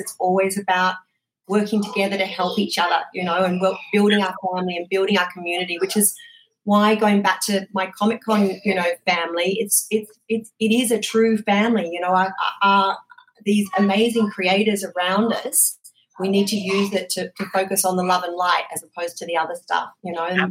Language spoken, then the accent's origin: English; Australia; moved away; I'm obviously originally from Australia